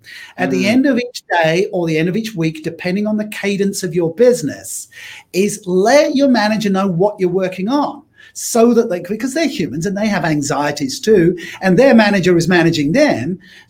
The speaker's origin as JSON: {"language": "English", "country": "Australia", "said": "I can't tell you what the name of the game was because being Australian, it was suitably irreverent."}